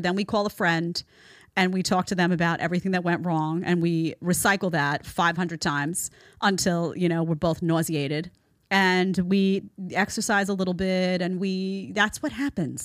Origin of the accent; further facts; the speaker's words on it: New York, United States; I'm a New Yorker